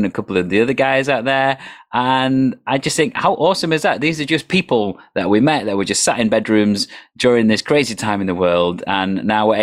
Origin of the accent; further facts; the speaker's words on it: United Kingdom; as a British person